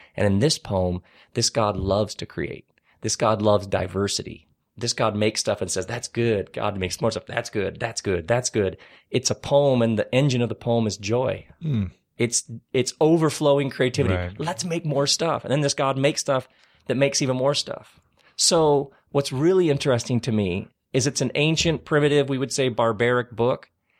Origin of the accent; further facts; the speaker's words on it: Lansing, Michigan, United States; I grew up in Lansing, Michigan, which was like where Oldsmobiles were made.